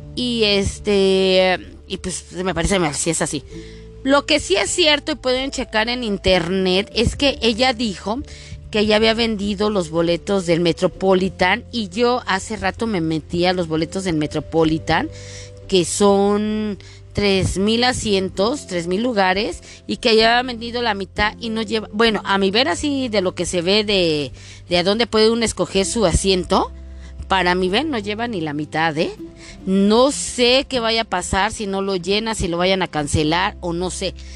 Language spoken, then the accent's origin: Spanish; Mexico; como buena mexicana